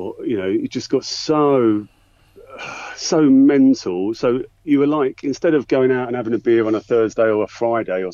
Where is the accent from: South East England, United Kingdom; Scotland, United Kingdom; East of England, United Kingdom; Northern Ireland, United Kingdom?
East of England, United Kingdom; Essex; moved away as an adult; now in London, United Kingdom; So I grew up in Essex, but, you know, I moved to London went after uni